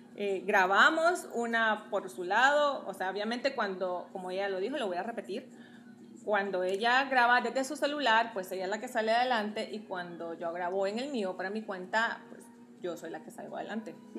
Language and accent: Spanish; Guatemala City, Guatemala Department, Guatemala; moved away; soy guatemalteca, tengo 33 años